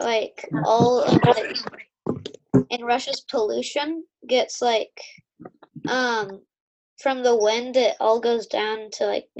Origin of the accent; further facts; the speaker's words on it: Italy; I'm from Italy.